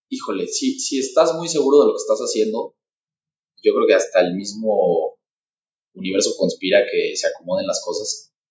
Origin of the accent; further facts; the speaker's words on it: San Luis Potosí, Mexico; soy de aquí de San Luis